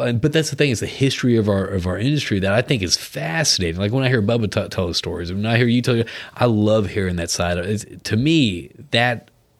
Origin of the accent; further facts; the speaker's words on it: United States; I'm American